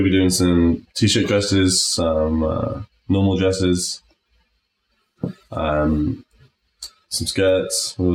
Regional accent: Norwich, East of England, United Kingdom; we're from Norwich

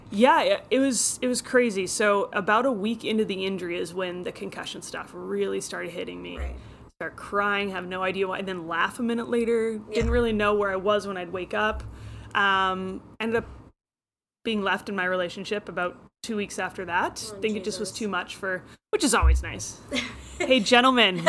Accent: Friday Harbor, Washington, United States; I grew up in Friday Harbor, San Juan Islands, which is uh, Pacific Northwest corner of Washington

